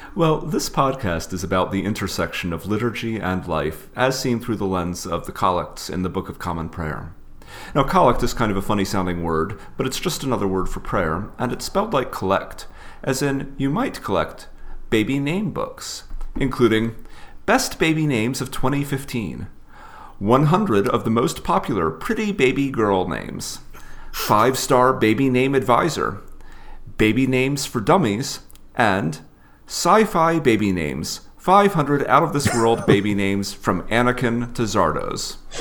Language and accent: English; the South, United States; Growing up in the South